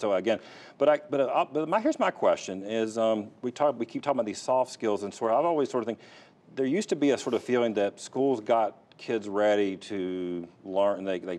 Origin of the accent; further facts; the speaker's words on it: Fayetteville, North Carolina, United States; I grew up in Fayetteville. I mean, Fayetteville Community College was, you know, it was FTI back then when I was growing up, Fayetteville Technical Institute